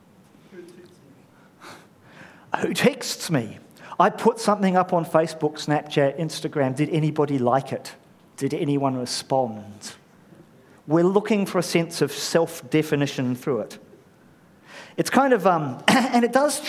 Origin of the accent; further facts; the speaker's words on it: New Zealand; I'm a Pākehā immigrant, a bloke, raised a Kiwi